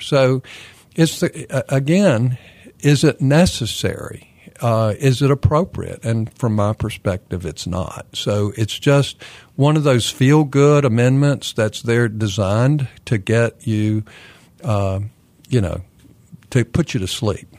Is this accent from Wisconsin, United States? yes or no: no; Kannapolis, North Carolina, United States; now in Raleigh, United States; My hometown is Kannapolis, North Carolina